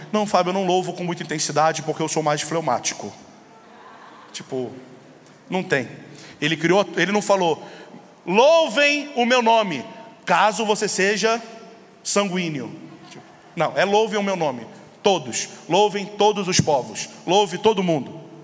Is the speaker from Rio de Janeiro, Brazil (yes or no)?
yes; São Gonçalo, Rio de Janeiro, Brazil; eu sou lá do Rio de Janeiro, uma cidade chamada São Gonçalo